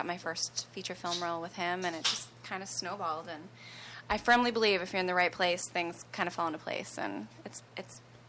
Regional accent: Plainville, Massachusetts, United States; I grew up in Plainville, Massachusetts.

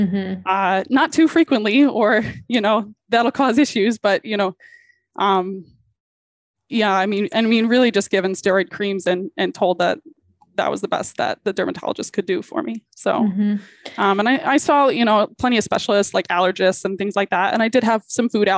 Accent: West Bloomfield, Michigan, United States; I grew up in Southeast Michigan. So like Detroit metro area

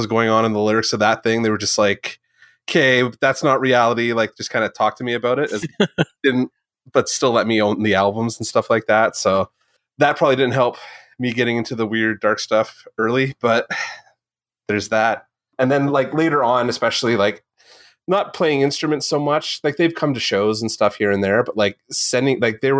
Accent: Southern Ontario, Canada; we grew up in Southern Ontario.

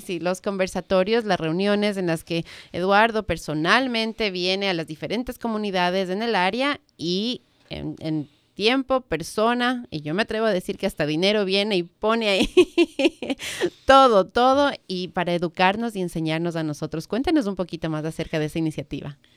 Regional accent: Ecuador; now in Washington area, United States

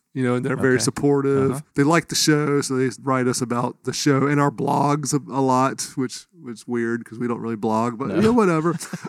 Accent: Dunn, North Carolina, United States; moved away; my hometown, Dunn, North Carolina.

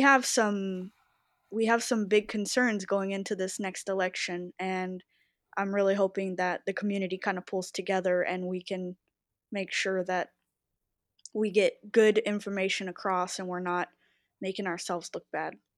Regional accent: Texas, United States; I was raised in the South, in Texas, and both my parents were Republican

